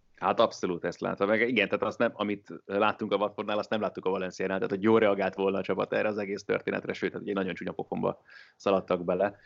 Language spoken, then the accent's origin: Hungarian; Hungary